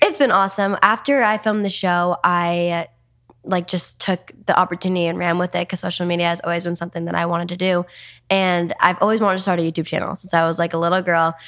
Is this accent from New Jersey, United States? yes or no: yes; New Jersey, United States; moved away as an adult; also born or lived in New York City; now in Los Angeles, United States; I was born in New York City and raised in New Jersey